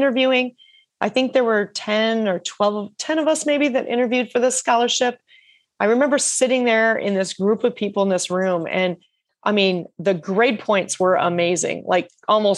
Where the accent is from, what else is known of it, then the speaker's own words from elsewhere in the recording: rural Iowa, United States; also born or lived in Australia; I was from a town of 800 people in rural Iowa